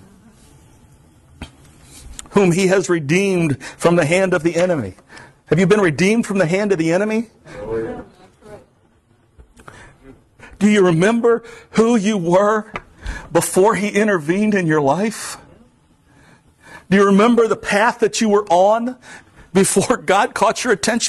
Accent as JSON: {"language": "English", "region": "South Florida", "country": "United States", "tie": "born or raised there", "also_born_or_lived": "Pompano Beach, Florida", "moved": "yes", "lives_now": "Vermont, United States", "said": "I grew up in South Florida. I'm in Vermont"}